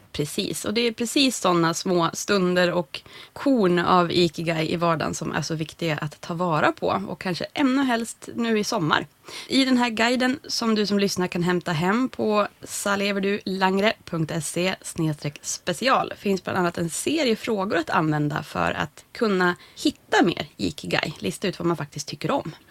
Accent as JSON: {"language": "Swedish", "region": "Norrland", "country": "Sweden", "said": "som norrlänning själv"}